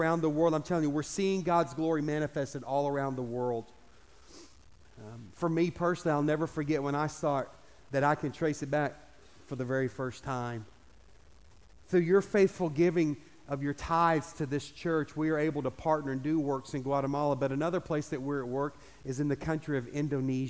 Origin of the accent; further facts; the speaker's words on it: United States; I'm the American